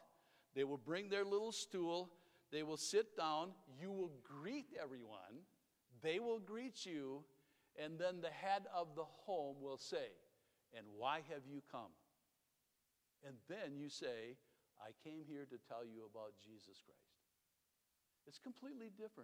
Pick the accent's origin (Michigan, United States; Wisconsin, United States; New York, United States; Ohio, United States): Wisconsin, United States; I'm from Wisconsin.